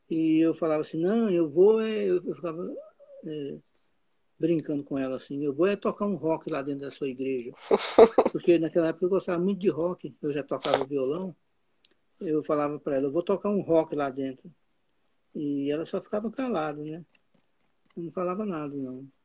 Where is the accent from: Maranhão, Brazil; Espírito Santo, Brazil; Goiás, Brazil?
Goiás, Brazil; Eu vivi lá até 34 anos.